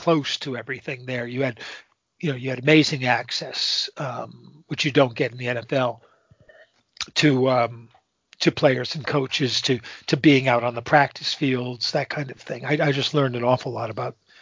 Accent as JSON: {"language": "English", "region": "Southern Connecticut", "country": "United States", "tie": "born or raised there", "also_born_or_lived": "Montreal", "said": "Southern Connecticut, where I grew up"}